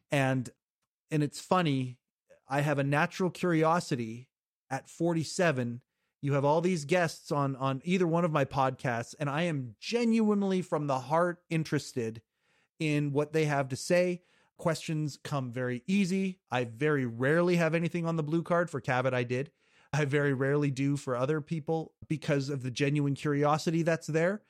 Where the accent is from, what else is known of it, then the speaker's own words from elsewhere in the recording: Kelowna, British Columbia, Canada; Born and raised in Western Canada, born, uh, I, I still live in the city that I was born in, it's called Kelowna, British Columbia